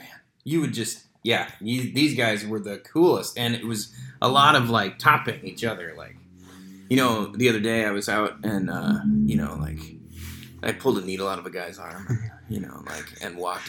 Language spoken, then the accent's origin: English; Washington, District of Columbia, United States; moved away as an adult; also born or lived in West Coast; Growing up in the East Coast in the D.C. area